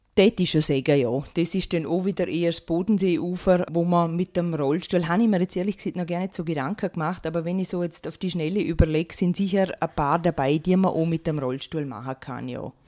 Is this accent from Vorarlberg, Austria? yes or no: yes; Rankweil, Vorarlberg, Austria; ich komme aus Rankwil bin verheiratet und zweifache Mama